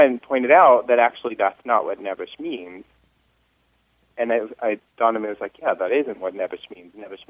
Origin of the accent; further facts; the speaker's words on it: New York, United States; also born or lived in Chicago, United States; now in Pittsburgh, United States; So I'm from New York originally, and we say, like, use a lot.